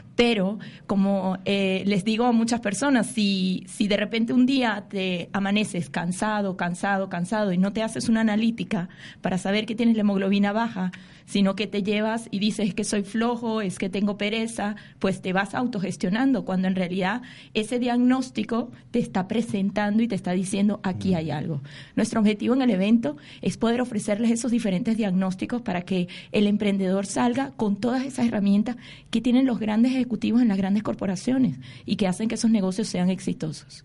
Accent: Venezuela; moved away

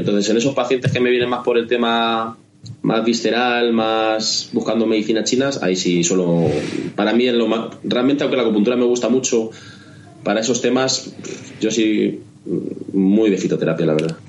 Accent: Spain; somos españoles, latinos

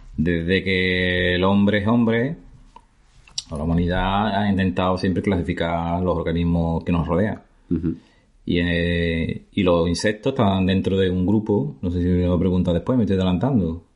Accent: La Barca de la Florida, Andalusia, Spain; soy de la Barca de la Florida, que es un pueblo muy bonito, en la campiña de Jerez, en Cádiz. No, yo nací aquí, la verdad que viví, nací y viví en un pueblo

